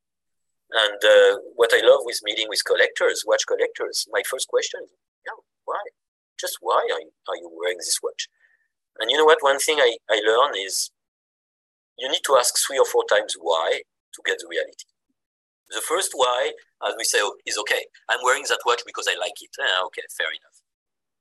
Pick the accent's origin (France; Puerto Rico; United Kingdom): France; Mulhouse, Grand Est; accent: French; English is a second language; moved away as an adult; also born or lived in Irvine, California; now in Tokyo, Japan; I'm from Mulhouse